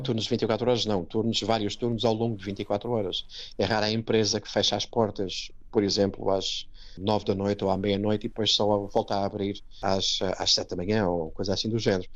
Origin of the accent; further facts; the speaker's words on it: Setúbal, Portugal; moved away as an adult; now in Wellingborough, United Kingdom; sou de Setúbal